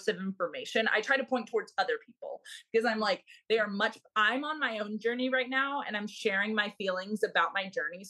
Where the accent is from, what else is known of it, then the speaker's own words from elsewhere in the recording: Milwaukee, Wisconsin, United States; I am originally from Milwaukee, Wisconsin